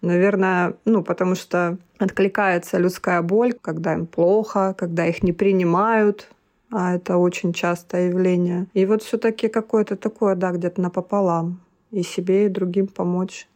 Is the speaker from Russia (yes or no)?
yes; Maykop, Adygea, Russia; moved away as an adult; also born or lived in Krasnodar; родилась я в городе Майкопе, Тогда это еще был Краснодарский край, Республика Адыгея